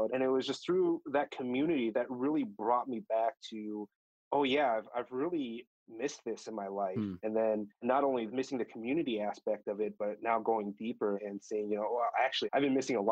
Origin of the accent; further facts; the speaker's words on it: Chicago, Illinois, United States; I grew up in the Chicago area, but went to a first generation Korean church growing up